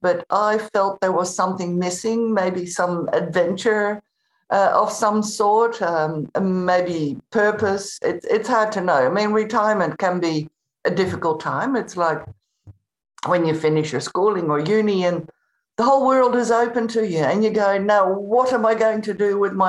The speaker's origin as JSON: {"language": "English", "country": "Netherlands", "tie": "born or raised there", "also_born_or_lived": "Spain", "moved": "as an adult", "said": "I was born in the Netherlands, in Holland, and I moved to Spain when I was 18."}